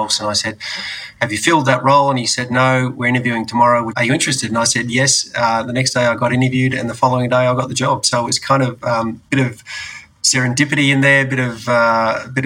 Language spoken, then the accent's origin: English; Canberra, Australian Capital Territory, Australia; also born or lived in Bungaree, Victoria; I was born in Canberra, but most of my family is in and around that area